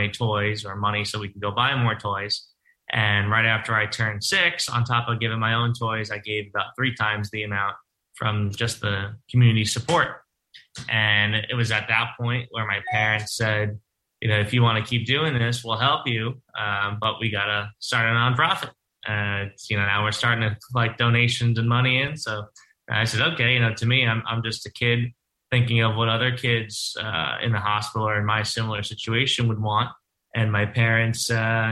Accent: Lynbrook, New York, United States; I'm born and raised on Long Island in Lynbrook

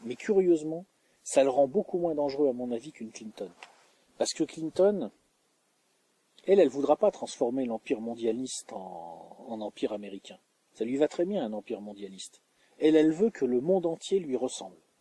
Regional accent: France; en tant que français

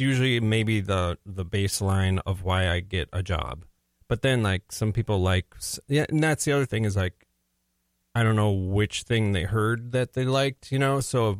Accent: St. Louis Park, Minnesota, United States; also born or lived in Plymouth, Minnesota; I was first lived in Plymouth for 6 years, then we moved to St. Louis Park.

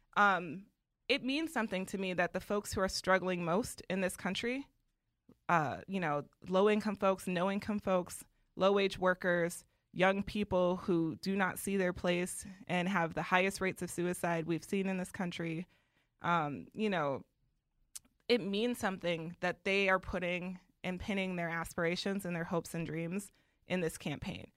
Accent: Milwaukee, Wisconsin, United States; I grew up in Wisconsin

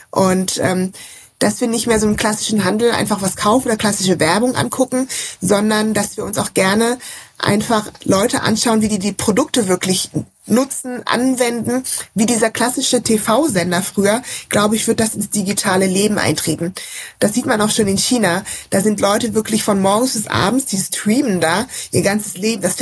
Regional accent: Rhineland, Germany; Ich komme ja auch aus dem Rheinland.

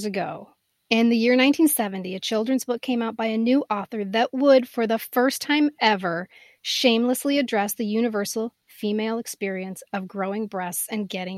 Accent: St. Paul, Minnesota, United States; I grew up in St. Paul

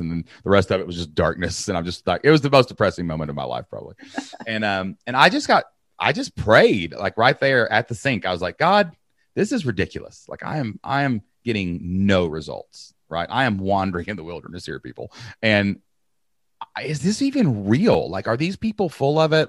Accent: Kentucky, United States; I'm from Kentucky

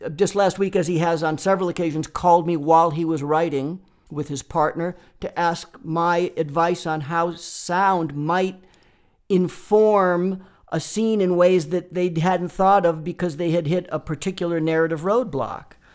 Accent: Boston, Massachusetts, United States; moved away as an adult; now in Los Angeles, United States; I grew up in Boston, Massachusetts

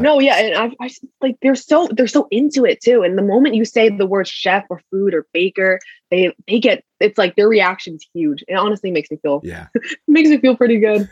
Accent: Connecticut, United States; moved away as an adult; I'm from Connecticut personally

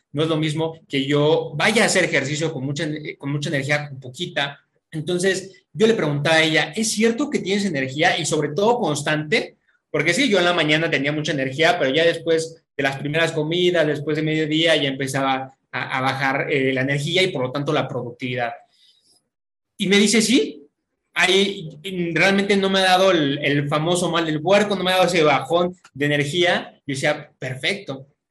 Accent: Mexico City, Mexico; also born or lived in Querétaro; soy de la Ciudad de México, ahorita me encuentro en Querétaro

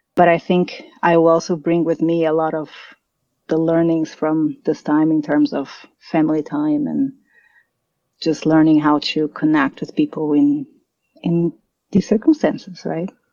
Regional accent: São Paulo, Brazil; moved away as an adult; also born or lived in Germany; now in United States; So I'm from Brazil. I'm from São Paulo, and I, I left Brazil when I was 19. So I mm. did up to high school in Brazil

